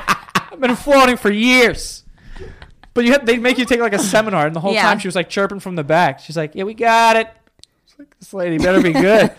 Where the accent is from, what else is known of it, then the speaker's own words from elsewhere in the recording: New York City, New York, United States; I was born and raised here, like 30 minutes from here.